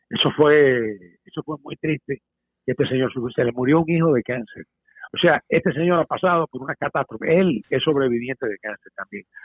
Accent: Cuba; now in United States; como buen americano que soy, porque somos, somos cubanos, somos puertorriqueños y somos americanos

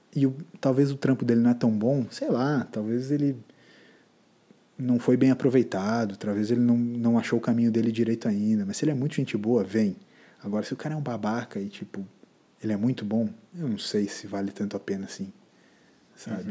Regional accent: Brazil; A gente é brasileiro

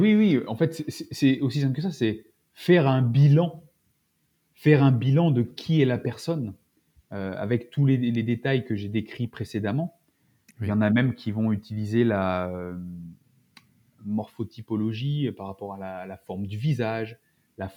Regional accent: France; en tant que Français

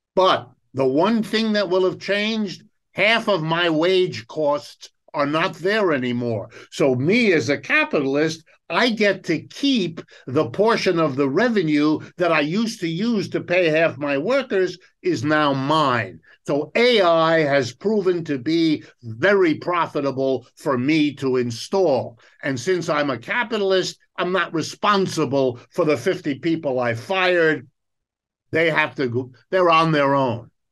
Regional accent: United States; first language German; English is a second language; My, my first language is German, my second language is French. English is my third language, even though I was born and raised in the United States

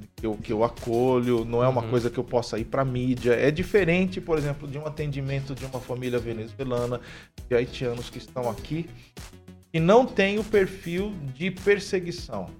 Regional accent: São Paulo, Brazil; moved away as an adult; now in Maringá, Brazil; eu sou natural de São Paulo, estava em São Paulo

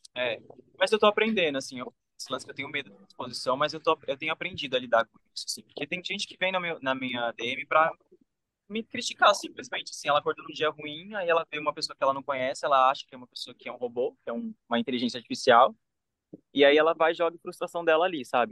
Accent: Brazil; moved away as an adult; só por ter crescido no Brasil

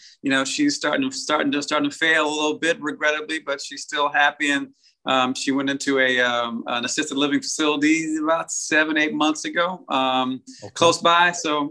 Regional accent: Staten Island, New York, United States; born there; also born or lived in Germany; I was born in Staten Island, New York. And then we lived along the East Coast, a couple of places, and actually lived overseas for almost 3 years. Lived in Germany on a little island called Sylt off the North Sea.

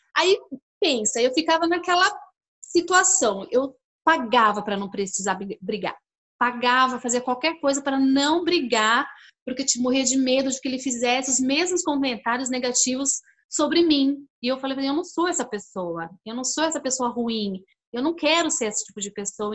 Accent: São Paulo, Brazil; now in Curitiba, Brazil; Eu moro em Curitiba, mas eu nasci em São Paulo

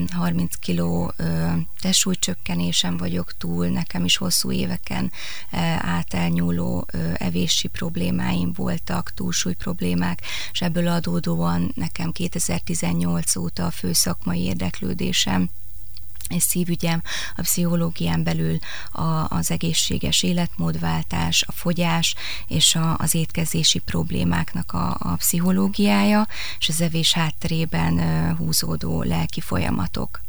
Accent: Kecskemét, Bács-Kiskun, Hungary; also born or lived in Pécs / Debrecen; Én kecskeméti születésű vagyok

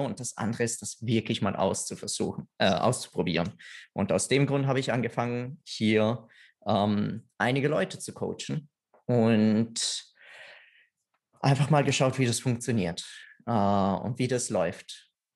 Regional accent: Italy; now in Austria; weil ich Italiener bin

